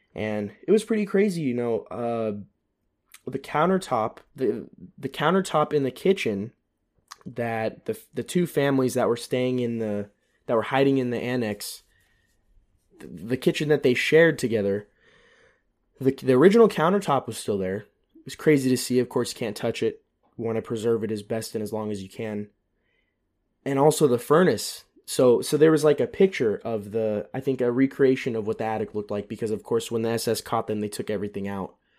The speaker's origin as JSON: {"language": "English", "country": "United States", "moved": "as an adult", "lives_now": "Germany", "said": "an American that's living in Europe"}